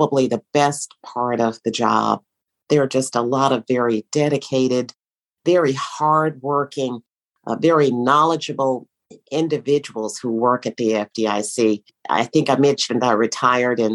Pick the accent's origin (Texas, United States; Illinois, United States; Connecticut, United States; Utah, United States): Texas, United States; Schulenburg; moved away as an adult; also born or lived in Austin, Texas / Washington; my hometown, very small town in Schulenburg, Texas, where I grew up